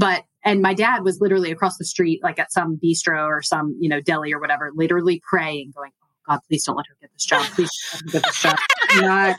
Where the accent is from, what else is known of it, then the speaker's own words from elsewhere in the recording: Albany, Georgia, United States; moved away; I grew up in Georgia. I grew up in a small town called Albany. It's about 3 hours south of Atlanta and tucked in the southwest corner of the state.